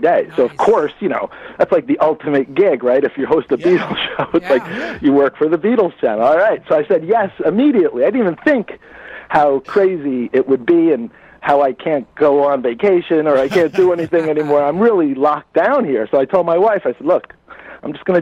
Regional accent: New Jersey, United States; I'm from North Jersey. That's where I'm from originally. Yeah, I grew up in New Jersey

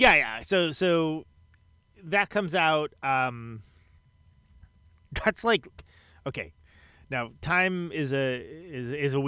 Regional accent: Oakland, California, United States; now in Milwaukee, United States; I live in Milwaukee now, but I'm from Oakland

